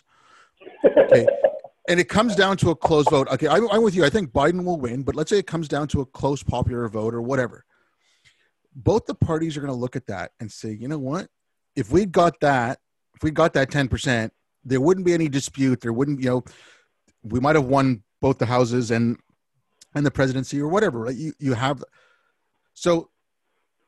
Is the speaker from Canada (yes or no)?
yes; Canada; I'm Canadian